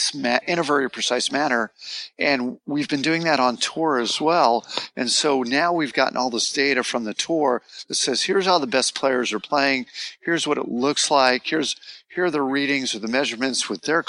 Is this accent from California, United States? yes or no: yes; Los Angeles, California, United States; moved away as an adult; now in Southlake, United States; I'm from Los Angeles originally